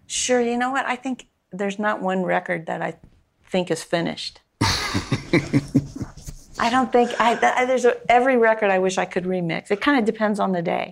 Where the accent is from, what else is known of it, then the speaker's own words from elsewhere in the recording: San Mateo, California, United States; I grew up on the peninsula in San Mateo.